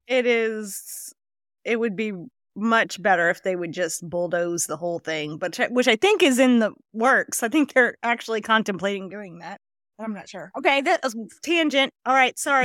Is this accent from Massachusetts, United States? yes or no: no; Houma, Louisiana, United States; my hometown